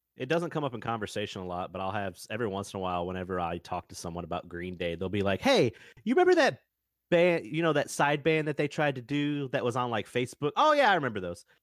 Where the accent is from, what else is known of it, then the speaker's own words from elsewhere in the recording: the South, United States; I'm from the South